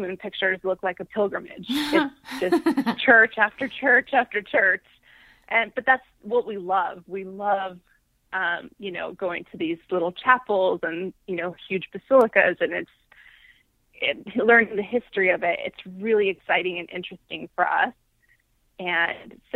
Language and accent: English; Central California, United States; I grew up in Central California